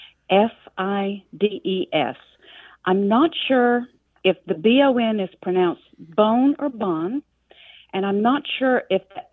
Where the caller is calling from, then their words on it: Valdosta, Georgia, United States; I'm calling from Valdosta, Georgia.